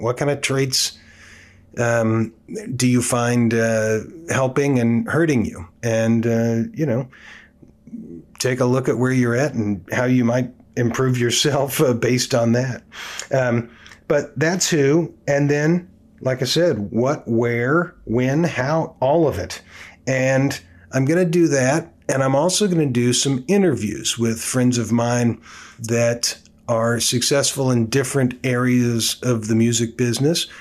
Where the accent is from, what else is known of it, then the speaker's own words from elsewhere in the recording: Oakland, California, United States; I came from the Bay Area, born and raised in Oakland, California